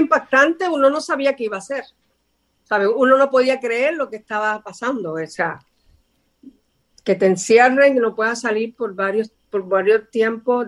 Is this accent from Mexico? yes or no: no; San Sebastián, Puerto Rico; soy del pueblo de San Sebastián en Puerto Rico y desde pequeñita me subía a los árboles a cantar